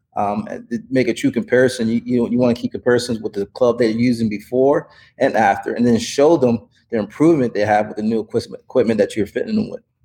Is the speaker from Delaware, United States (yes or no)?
yes; Wilmington, Delaware, United States; moved away as an adult; also born or lived in Puerto Rico / Virginia / South Florida; now in San Diego, United States; I grew up in Wilmington, Delaware